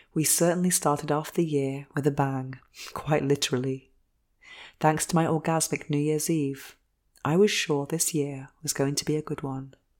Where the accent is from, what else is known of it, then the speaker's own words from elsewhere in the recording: England, United Kingdom; 'cause I'm English